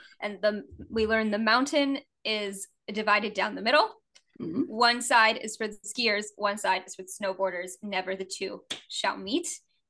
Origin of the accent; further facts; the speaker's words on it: New Orleans, Louisiana, United States; moved away as an adult; also born or lived in Washington, D.C.; I grew up in New Orleans.